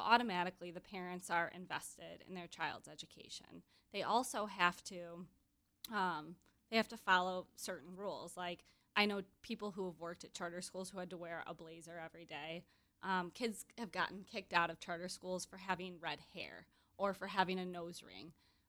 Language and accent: English; Grand Rapids, Michigan, United States; She's from my hometown of Grand Rapids.